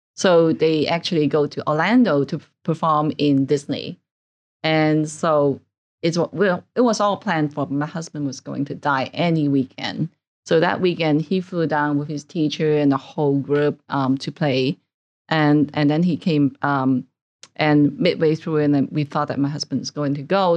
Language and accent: English; Hong Kong; moved away as an adult; also born or lived in Canada; now in New York, United States; I originally grew up in Hong Kong. I stayed there for about twenty-five years, actually